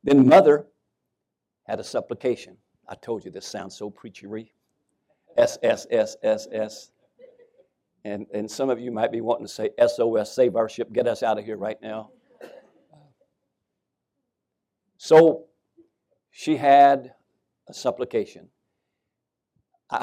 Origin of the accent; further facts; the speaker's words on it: Winchester, Kentucky, United States; moved away as an adult; people were lined up in the Scobie Funeral Home in Winchester, Kentucky